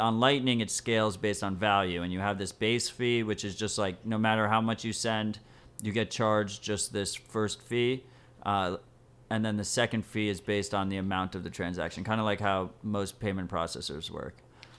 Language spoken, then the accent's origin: English; New York City, New York, United States; I feel that as a New Yorker.